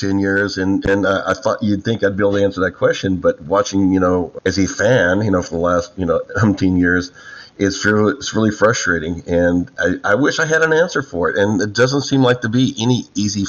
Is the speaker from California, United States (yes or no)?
yes; Downey, California, United States; also born or lived in Texas; I grew up in Southern California, a place called Downey.